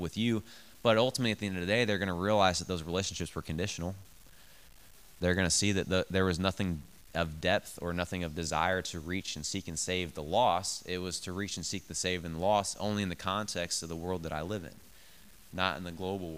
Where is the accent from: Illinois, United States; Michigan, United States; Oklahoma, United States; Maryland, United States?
Illinois, United States; Bethalto; I grew up in Bethalto